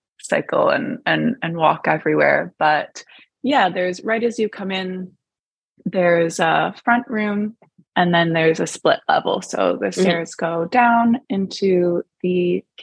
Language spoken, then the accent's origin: English; Toronto, Ontario, Canada; moved away as an adult; also born or lived in Vancouver, Canada / New York, United States; now in Dublin, Ireland; I grew up, I'm from Toronto, Canada